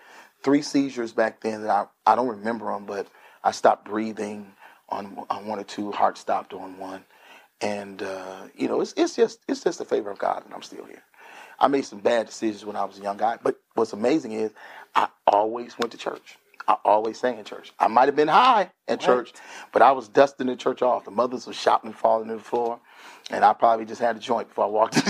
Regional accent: Grand Rapids, Michigan, United States; I grew up in Grand Rapids, Michigan, where Grand Rapids is the second largest city in the state of Michigan.

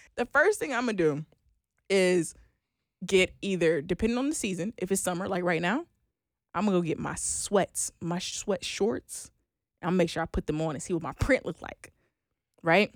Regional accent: Oklahoma, United States; I am from Oklahoma

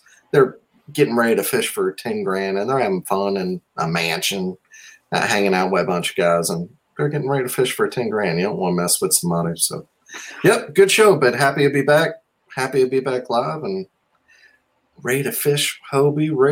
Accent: Mississippi, United States; I'm from Mississippi

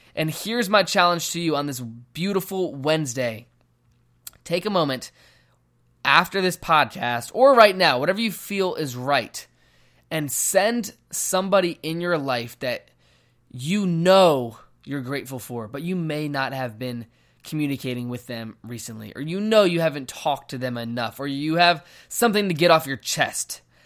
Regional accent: Virginia, United States; moved away as an adult; now in Phoenix, United States; I am from Virginia. I moved here to Phoenix, Arizona about ten months ago

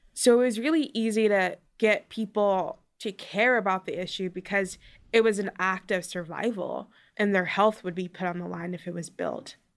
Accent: Baltimore, Maryland, United States; I'm from Curtis Bay, which is a small community in Baltimore

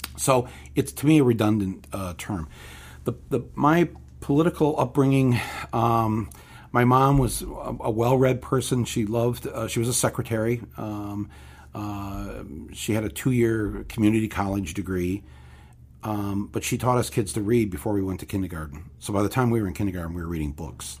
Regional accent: Flint, Michigan, United States; I look like I'm from the Midwest.

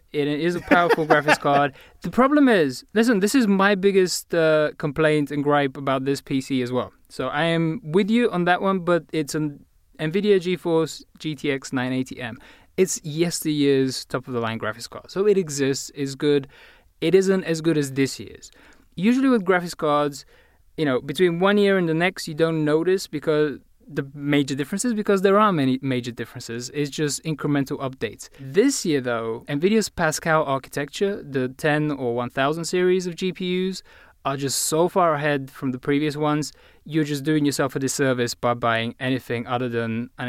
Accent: Bulgaria; accent: British; I am, in fact, Bulgarian, even though my accent is totally British.

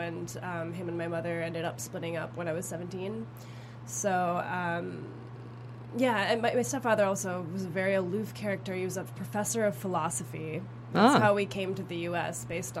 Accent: Austin, Texas, United States; moved away as an adult; also born or lived in Jerusalem, Israel / St. Petersburg, Russia / Houston, Texas; now in New York, United States; I stayed with my grandmother in St. Petersburg, Russia, which is where my family comes from, until I was five. Then I spent most of my childhood in Austin, Texas, and I lived in Houston as well before I moved to New York at 18.

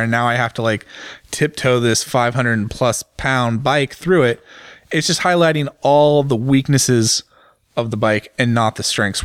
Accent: United States; as an American businessman, as an American journalist

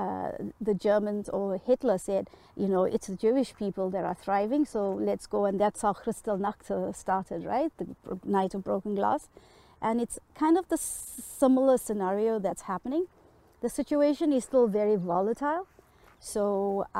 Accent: Durban, KwaZulu-Natal, South Africa; moved away as an adult; now in Manitoba, Canada; I grew up, I was born in South Africa, and I grew up through the apartheid system in South Africa.

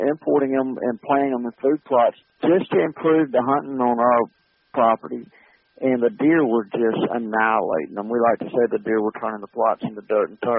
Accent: Montgomery, Alabama, United States; went to school in Alabama. I grew up in Montgomery, Alabama, and and uh, went to Auburn in Montgomery, and um, and stayed in Montgomery

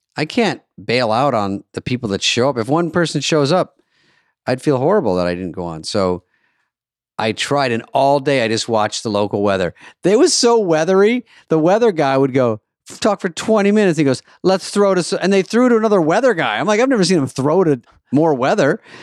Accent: Michigan, United States; I was born in Michigan

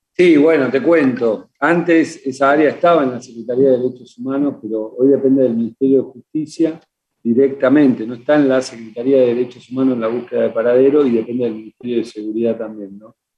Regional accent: Argentina; lo que vivimos como argentinos

